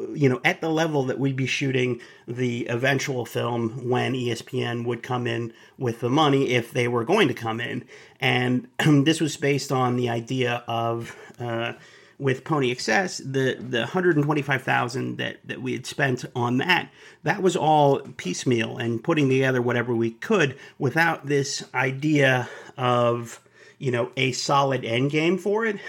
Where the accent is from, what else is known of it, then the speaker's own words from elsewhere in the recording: Dallas, Texas, United States; I'm from Dallas